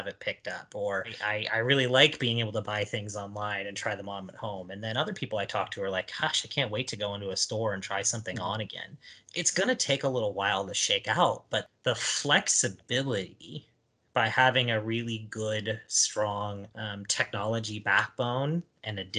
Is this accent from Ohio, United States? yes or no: yes; Ohio, United States; growing up in Ohio